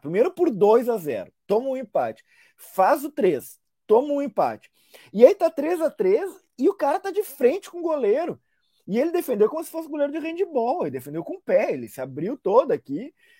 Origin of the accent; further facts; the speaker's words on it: Brazil; nós, enquanto brasileiros